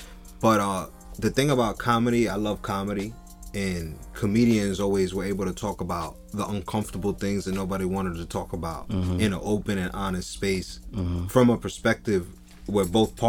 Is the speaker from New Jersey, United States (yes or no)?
yes; Jersey City, New Jersey, United States; I'm from Jersey City.